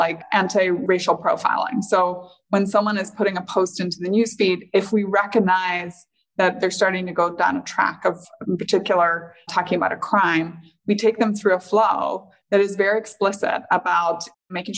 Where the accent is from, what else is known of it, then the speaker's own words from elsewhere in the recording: Northern Ireland, United Kingdom; moved away; growing up in Northern Ireland